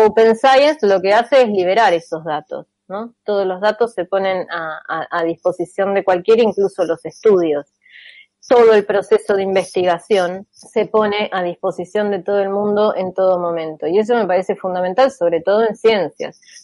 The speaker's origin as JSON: {"language": "Spanish", "country": "Argentina", "said": "yo soy argentina en Argentina"}